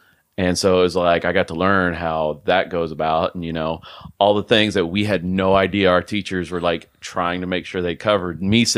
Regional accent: Fort Worth, Texas, United States; born there; also born or lived in Kentucky / Germany; I was born in Fort Worth. Lived in Kentucky for like 6 months. {S0} Okay. {S1} And then my dad was shipped out to Germany. And so I lived there for almost a good 6 years.

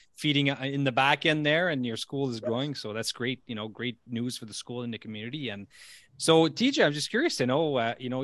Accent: Elliott Lake, Ontario, Canada; born and raised in Elliott Lake, Ontario

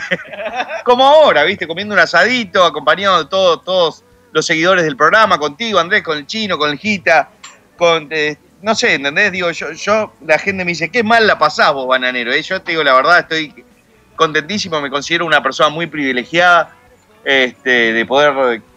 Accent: Uruguay; also born or lived in United States; nací en Estados Unidos, cerca de la concha de la madre, pero me crié en Uruguay

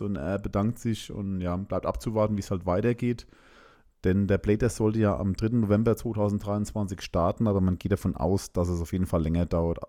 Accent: Germany; also born or lived in Landstuhl, Rhineland-Palatinate; bei uns in Deutschland

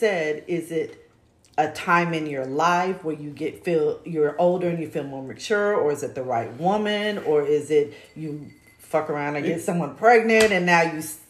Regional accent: Kansas City, United States; I'm from Kansas City. Parents were married till I was 11 and got divorced

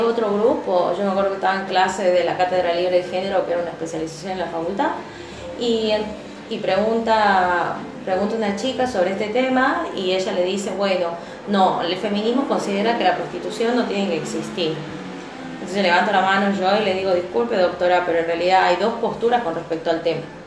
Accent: Argentina; nosotros como argentinos

